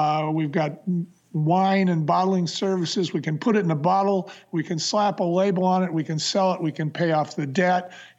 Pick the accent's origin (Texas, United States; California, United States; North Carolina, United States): California, United States; San Francisco; Bonnie came from Portland and I came from San Francisco. And I came north into the wine country